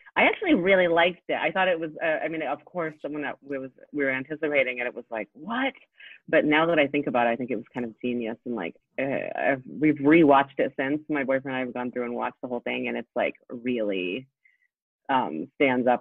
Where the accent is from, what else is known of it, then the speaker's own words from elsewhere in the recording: Indiana, United States; moved away as an adult; also born or lived in Poland; now in Brooklyn, United States; I grew up in Indiana. I'm actually, I was born in Poland, like Dorota, but then I came and to the US when I was a little kid and I grew up in Indiana